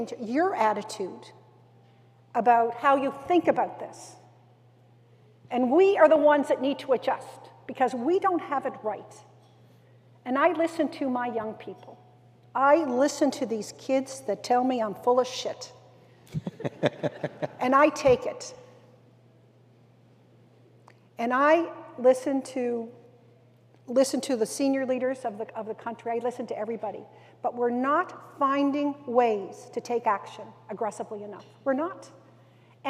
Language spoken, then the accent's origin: English; East Coast, Canada; I come from the East Coast, and so the fishery industry is so important to us